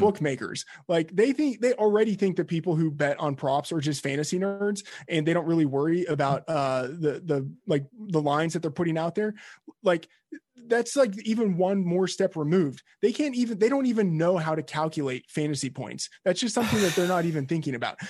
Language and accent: English; Texas, United States; I'm from Texas